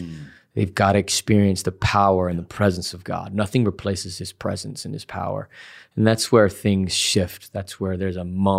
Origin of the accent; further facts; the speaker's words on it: Salt Lake City, Utah, United States; Salt Lake City, Utah.